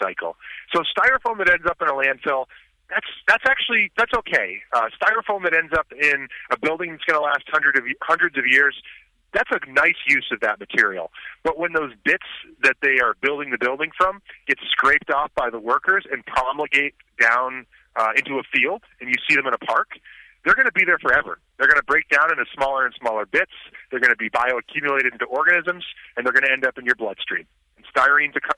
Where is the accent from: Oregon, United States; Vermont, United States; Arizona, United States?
Vermont, United States; now in Troy, United States; I grew up in Vermont.